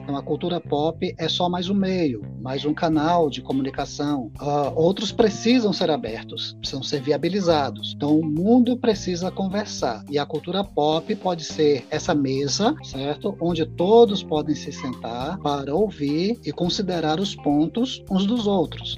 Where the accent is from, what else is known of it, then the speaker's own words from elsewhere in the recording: Itabuna, Bahia, Brazil; now in Feira de Santana, Brazil; eu sou natural de Itabuna, mas residente em Feira de Santana já há uns 14 anos